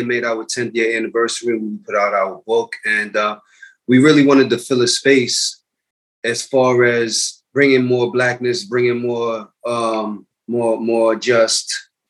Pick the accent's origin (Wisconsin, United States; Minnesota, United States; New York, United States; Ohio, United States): New York, United States; New York City; I was born and raised in the Bronx. I was born at Einstein Hospital, grew up in Co-op City, Section 5.